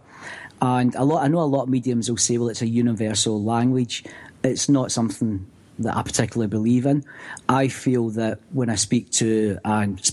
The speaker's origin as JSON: {"language": "English", "region": "Scotland", "country": "United Kingdom", "tie": "born or raised there", "said": "growing up in Scotland"}